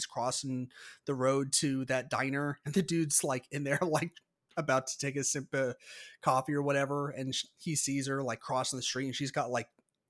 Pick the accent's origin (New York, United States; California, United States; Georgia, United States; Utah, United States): California, United States; born there; I'm not necessarily from the San Francisco area, but I was born like less than an hour north of San Francisco. So it's kind of near and dear to my heart anyways.